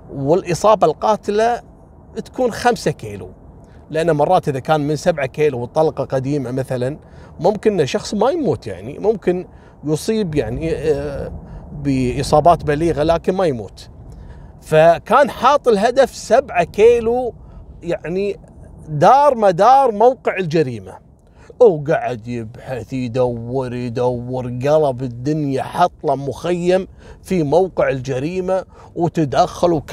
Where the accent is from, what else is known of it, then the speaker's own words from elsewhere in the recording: Kuwait; هني عندنا بالكويت حصلت كذلك نفس الواقعه